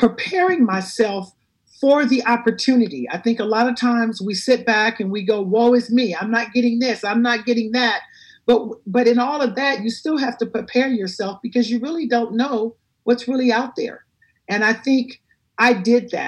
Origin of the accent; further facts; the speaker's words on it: Compton, California, United States; I grew up in Compton in the inner city